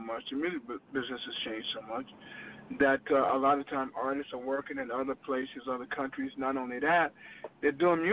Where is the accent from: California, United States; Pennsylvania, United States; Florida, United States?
Florida, United States; Jacksonville; I grew up in Florida. I grew up in Jacksonville, Florida, down south